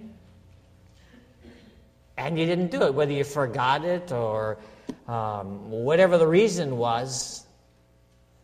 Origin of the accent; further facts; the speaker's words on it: Minnesota, United States; a little town that I grew up in Minnesota